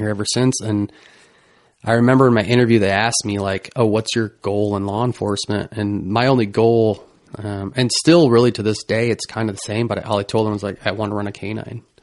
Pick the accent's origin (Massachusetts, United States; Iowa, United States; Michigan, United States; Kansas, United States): Iowa, United States; St. Ansgar; I grew up in St. Ansgar. So I'm from Mitchell County originally